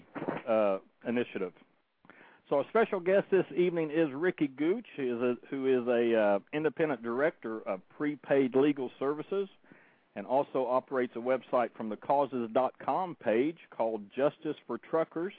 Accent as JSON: {"language": "English", "region": "Oklahoma", "country": "United States", "tie": "born or raised there", "moved": "yes", "lives_now": "Citrus County, Florida, United States", "said": "my home state of Oklahoma"}